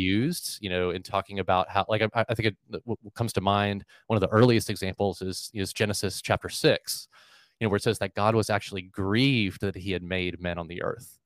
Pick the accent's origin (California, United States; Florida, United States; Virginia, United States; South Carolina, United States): Florida, United States; Melbourne; moved away as an adult; now in Jacksonville, United States; I grew up in Melbourne, Florida, which is a, a couple hours south of Jacksonville